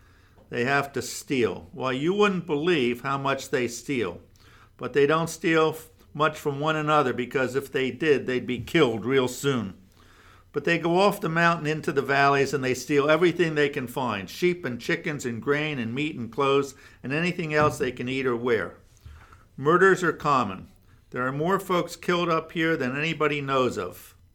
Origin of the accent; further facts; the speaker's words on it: Flemington, New Jersey, United States; when I grew up in Flemington